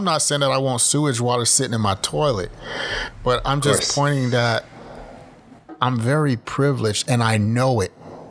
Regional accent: Texas, United States; I don't have any problem being American, and I don't hide saying, oh, I'm Canadian. No, I'm not. I'm American. I'm Texan. You know, and I'll right. come show you Texas if you come here

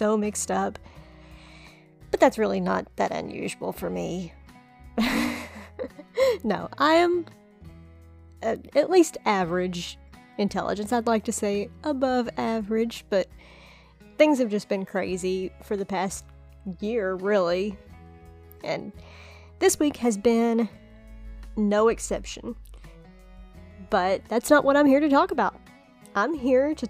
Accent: Kentucky, United States; I'm from Kentucky and I grew up listening to country music

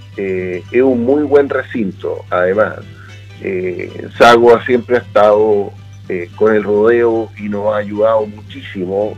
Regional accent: Chile; nosotros somos parte de Chile y parte de esta tierra

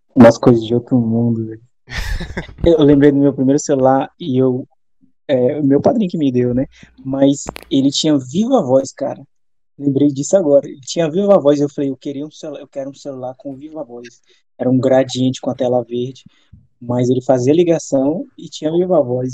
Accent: southern Pará, Brazil; Mas eu não sou do norte do Pará, sou do sul do Pará

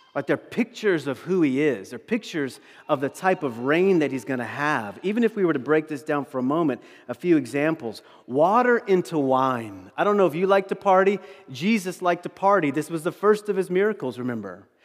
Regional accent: East Coast, United States; moved away; I'm from the East Coast

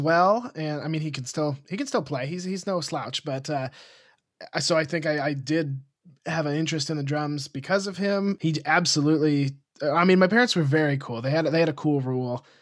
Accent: Montana, United States; moved away as an adult; also born or lived in Los Angeles; now in Austin, United States; I grew up in Montana in a small, like, conservative retirement community

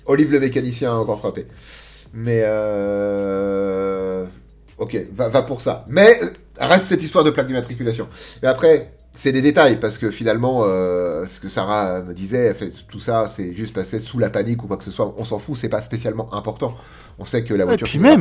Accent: France; nous, petits français

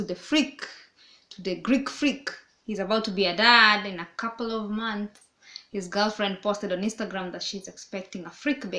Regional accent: Kenya; now in Belgrade, Serbia; I'm from Kenya.

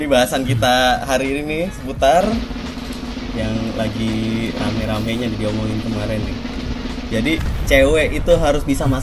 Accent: Bekasi, West Java, Indonesia; born there; Perkenalkan … asal dari Bali ya. Tapi Pasti. dari lahir dari Bekasi sih, asal orang tua doang

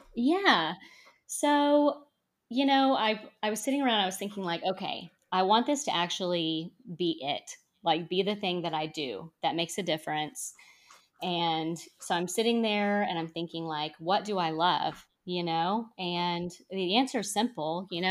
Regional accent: North Texas, United States; also born or lived in Austin, Texas; I'm from Texas. I'm from a town in, in North Texas

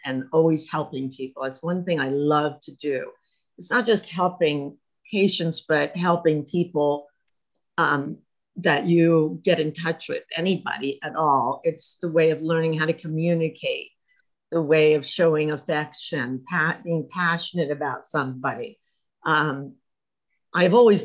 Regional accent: Harrisburg, Pennsylvania, United States; moved away as an adult; also born or lived in Tucson, Arizona; I was born in Harrisburg, Pennsylvania. Was through the Three Mile Island situation and left Harrisburg, Pennsylvania because

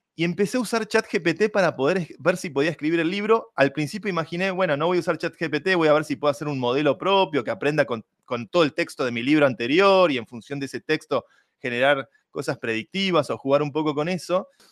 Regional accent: Argentina; siendo yo argentino y fanático del fútbol

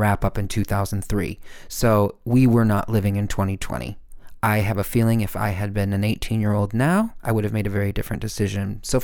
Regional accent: Midwest, United States; moved away; also born or lived in Los Angeles; I grew up in the Midwest

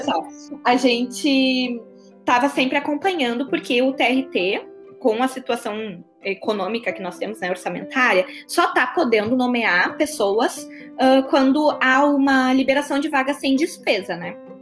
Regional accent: Porto Alegre, Rio Grande do Sul, Brazil; moved away as an adult; now in Criciúma, Brazil; eu sou de Porto Alegre, né? sou do Rio Grande do Sul. Ah, Você pode perceber pelo meu sotaque nada fraco.

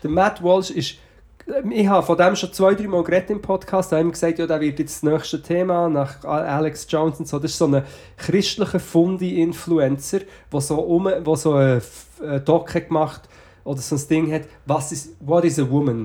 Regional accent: Portugal; moved away; also born or lived in Switzerland; ich bin sozusagen in Portugal aufgewachsen.

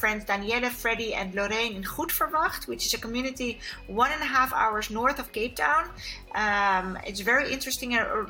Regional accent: Kenya; born there; I was born in Kenya, so it's very close to my heart. Yeah, I'm like African.

